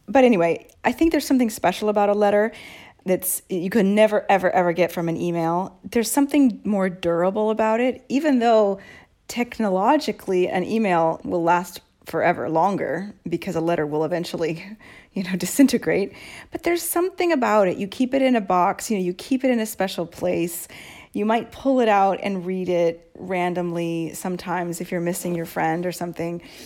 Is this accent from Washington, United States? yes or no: yes; Seattle, Washington, United States; moved away as an adult; also born or lived in Boston; now in Rome, Italy; I moved from Seattle to Boston at eighteen for college. And I never moved back to Seattle